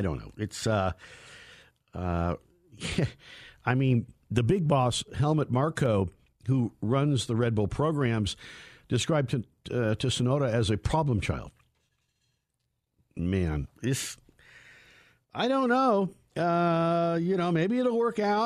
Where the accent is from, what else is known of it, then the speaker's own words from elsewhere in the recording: Walnut Creek, California, United States; I'm from the Walnut Creek Danville area